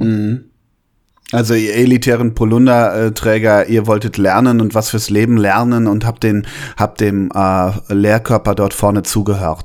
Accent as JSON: {"language": "German", "region": "North Rhine-Westphalia", "country": "Germany", "tie": "born or raised there", "said": "bei uns in Westfalen"}